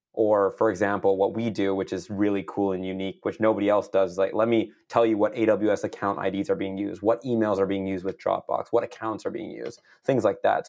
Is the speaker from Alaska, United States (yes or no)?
no; San Jose, California, United States; I'm born and raised in the Bay Area, so, uh, east side of San Jose